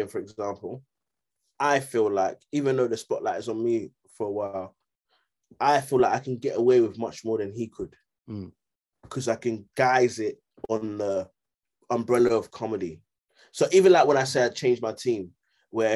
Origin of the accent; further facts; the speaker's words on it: London, United Kingdom; I'm from Greenwich